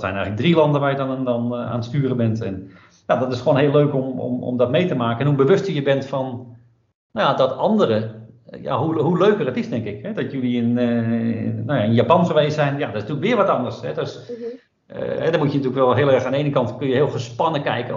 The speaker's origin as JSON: {"language": "Dutch", "country": "Netherlands", "said": "Daar word je als Nederlander in ieder geval even wat meer wereldburger van. Uh, merk je dat wij dan een heel direct volkje zijn."}